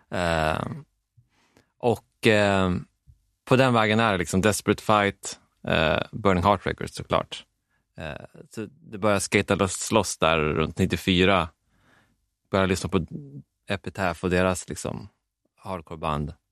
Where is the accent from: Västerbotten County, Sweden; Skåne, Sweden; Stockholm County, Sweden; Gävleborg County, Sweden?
Västerbotten County, Sweden; Vännäs; köpte storebrorn till Fredrik, Dennis Lyxzén, huset bredvid där jag växte upp i Vännäs